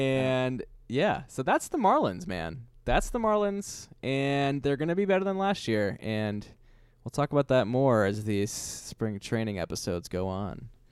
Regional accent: Pittsburgh, Pennsylvania, United States; moved away; also born or lived in Queens; We're both from Pittsburgh

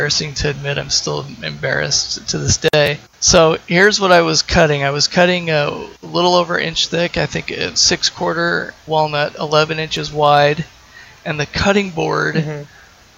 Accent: Salt Lake City, Utah, United States; moved away as an adult; now in Portland, United States; I'm originally from Salt Lake City, and I moved to Portland 8 or 10 years ago.

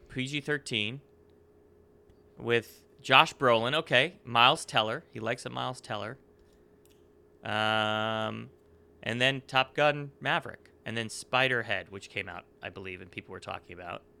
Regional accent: Northeast, United States; growing up in the Northeast, that is what Connecticut, New Jersey is like

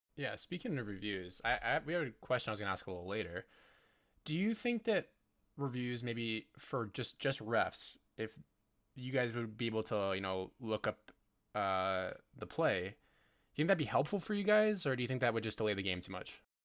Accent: Calgary, Alberta, Canada; I'm from Calgary

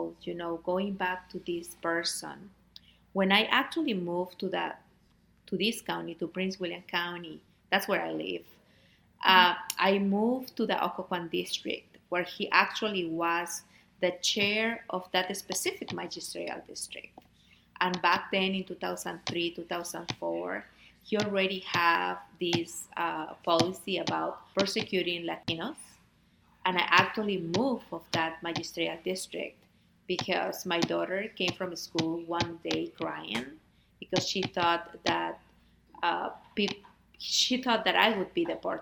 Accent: Peru; moved away as an adult; also born or lived in Fairfax, Virginia; now in Virginia, United States; am originally from Peru. I came to this country looking for better opportunities for my oldest daughter, Pamela, who is 25 now

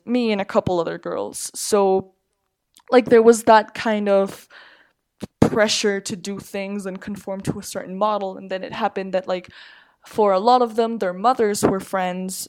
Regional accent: Mexico City, Mexico; I'm from Mexico City. Just lived here all my life

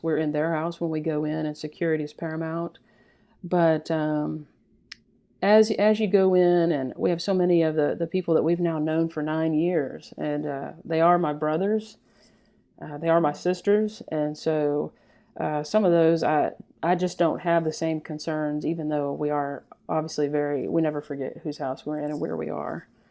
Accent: Texas, United States; growing up in Texas

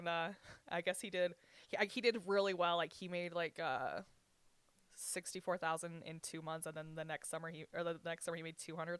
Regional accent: Southern Utah, United States; also born or lived in Panguitch / Richfield; I'm like Southern Utah.

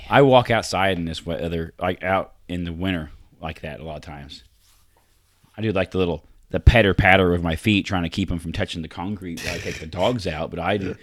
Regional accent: Vincennes, Indiana, United States; also born or lived in Arizona; I grew up in Vincennes

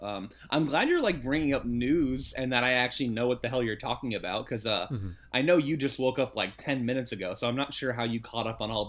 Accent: France; Well, for me, growing up in France, we all said it Palme d'Or.

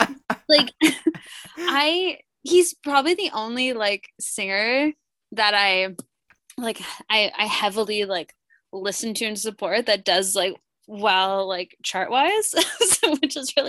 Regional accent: Ontario, Canada; also born or lived in Toronto; Well, as you know, I am a Canadian from Ontario, and I lived in Toronto for a long time, which is obviously where Drake's from.

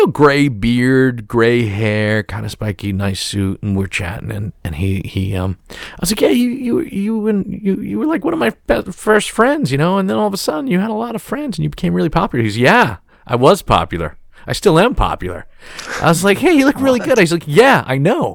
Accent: New York City, New York, United States; I'm from Staten Island

